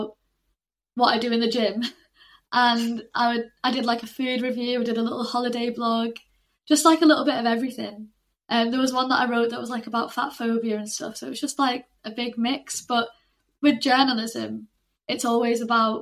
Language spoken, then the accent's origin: English; St Helens, North West England, United Kingdom; moved away as an adult; now in Salford, United Kingdom; I'm from St Helens, which is like 40 minutes down the road from Manchester. It's like right in between Manchester and Liverpool.